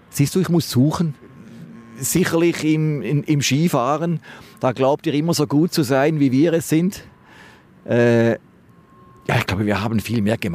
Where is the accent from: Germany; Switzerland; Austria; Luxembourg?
Switzerland; Schaffhausen; Ich komme aus der Schweiz. Oh, und gestern gearbeitet und äh, habe heute noch eine Stunde Zeit. Jetzt bin ich an der Donau hochgelaufen. Das erinnert mich sehr an meine Heimatstadt Schaffhausen, wo der Rhein durchfließt.